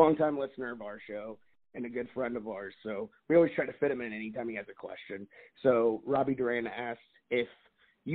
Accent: northern New Jersey, United States; I grew up in northern New Jersey

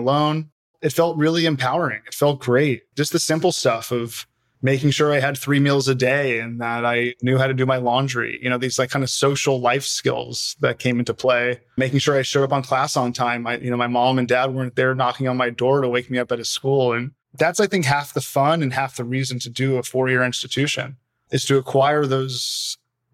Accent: San Diego, California, United States; moved away as an adult; now in Hawaii, United States; I'm born and raised in San Diego, spent my whole life at the same house in Claremont.

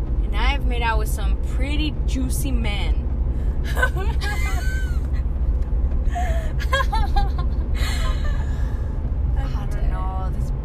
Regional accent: El Paso, Texas, United States; now in Austin, United States; I grew up in El Paso

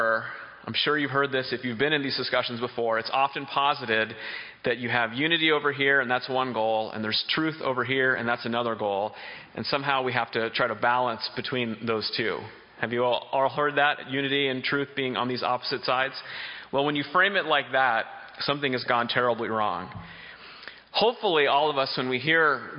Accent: Boston, Massachusetts, United States; I'm from Boston, Massachusetts

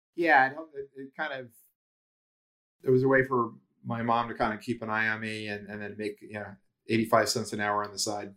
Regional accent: Ohio, United States; moved away as an adult; also born or lived in Cincinnati / New Jersey / Florida; I'm from Ohio

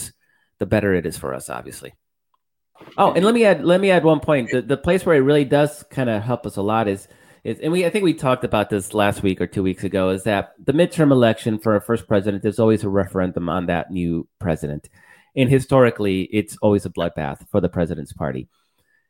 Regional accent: Chicago, Illinois, United States; I was in Chicago. I grew up in Chicago

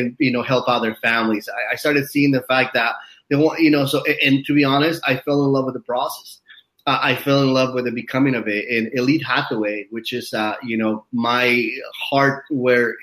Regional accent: Utah, United States; now in Hollywood Hills, United States; I grew up in Utah for a few years in my life

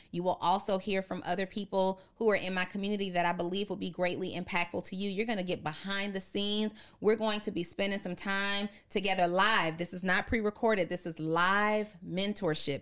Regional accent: Atlanta, Georgia, United States; I grew up on Camp Creek

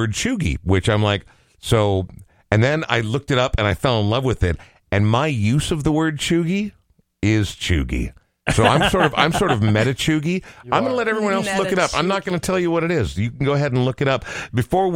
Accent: Coon Rapids, Minnesota, United States; moved away; I'd love to say I was in the Northwoods, but it was Coon Rapids

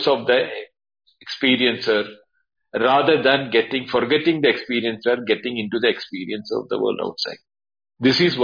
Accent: Kerala, India; I'm from Kerala

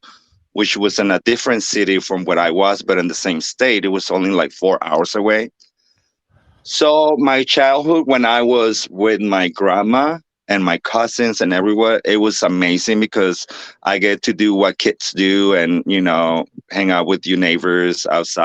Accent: Nuevo Laredo, Tamaulipas, Mexico; moved away as an adult; the name of the city is called Nuevo Laredo, and the state is Tamaulipas

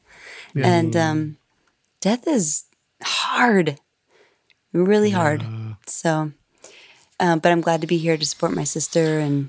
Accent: West Michigan, United States; moved away; I'm in Michigan, West Michigan, people. Michigan, West Michigan. My hometown.

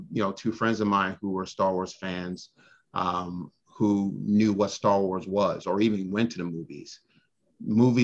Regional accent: New York City, New York, United States; moved away as an adult; also born or lived in Barbados; I lived in Brooklyn from the time I was 1 year old until I moved away to college

